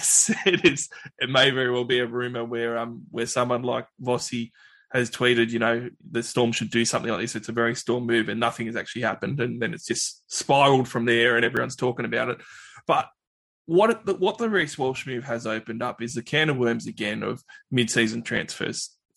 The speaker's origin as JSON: {"language": "English", "country": "Australia", "said": "I'm Australian"}